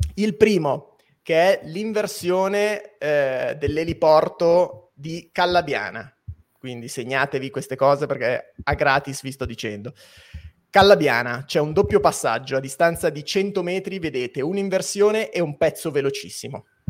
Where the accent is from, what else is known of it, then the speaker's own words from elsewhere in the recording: Biella, Piedmont, Italy; io sono di Biella